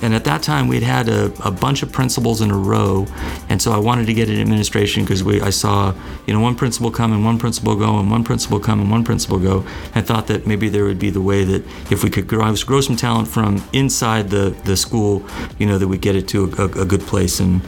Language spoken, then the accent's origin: English; Covina, California, United States; I'm Southern California born and bred. I was raised out in the San Gabriel Valley